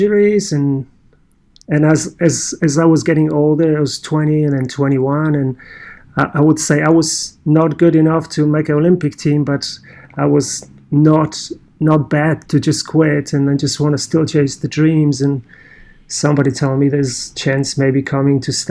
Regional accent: Poland; accent: Polish; English is a second language; moved away; my running career kind of started as a 15-year-old teenager in Poland. You may guess my accent, I'm Polish

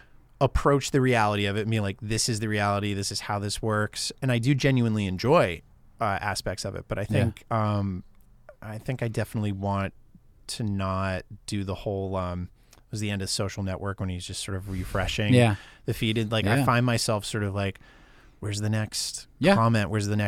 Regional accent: Maine, United States; I grew up in Maine. We would drive up to old Quebec.

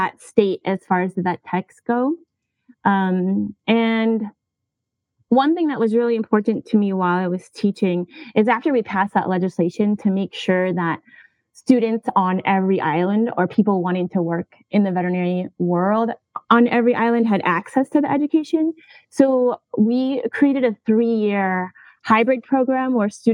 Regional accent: Minnesota, United States; moved away; also born or lived in Hawaii; I recently moved from Hawaii to my home state of Minnesota.

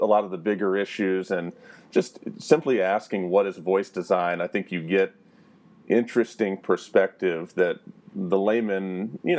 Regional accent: the South, United States; growing up in the South

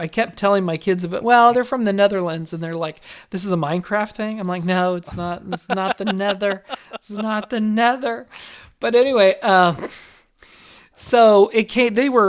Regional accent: Las Vegas, Nevada, United States; See, I grew up in Las Vegas where everybody's trying to front themselves, right?

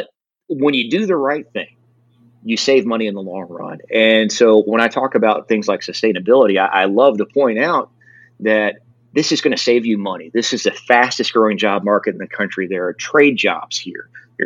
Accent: El Dorado, Arkansas, United States; in Arkansas, you know, in my hometown of El Dorado

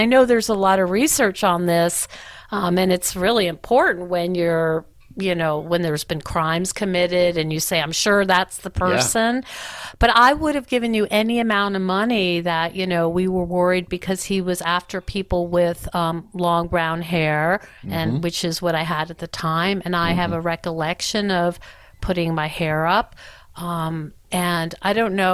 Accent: outside of New York City, United States; moved away; I grew up outside of New York City

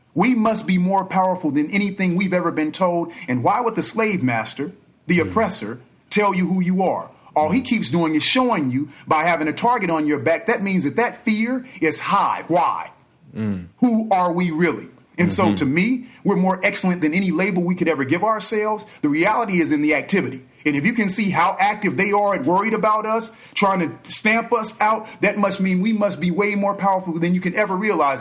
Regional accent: Los Angeles, California, United States; also born or lived in Inglewood / Inland Empire; reared by both Los Angeles and the IE

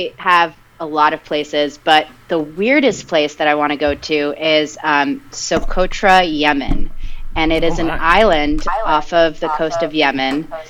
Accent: New Jersey, United States; first language Spanish; English is a second language; my parents are from Argentina, so I learned Spanish before I learned English, and then I also grew up in New Jersey

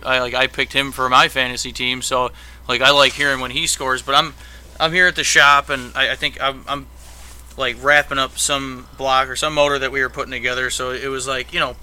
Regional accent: Buffalo, New York, United States; because I'm from Buffalo and I'm a Buffalo fan

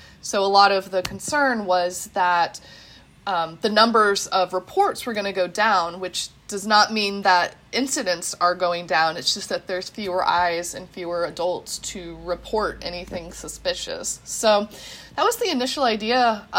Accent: Midwest, United States; now in Pennsylvania, United States; we're all Midwestern millennial, researchers and professors. So we're all transplants from the Midwest into Pennsylvania.

